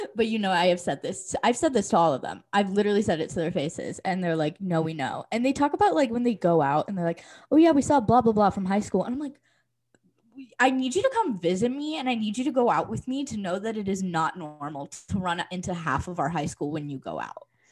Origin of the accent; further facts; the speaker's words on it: Issaquah, Washington, United States; moved away as an adult; now in Colorado, United States; I loved growing up in Issaquah.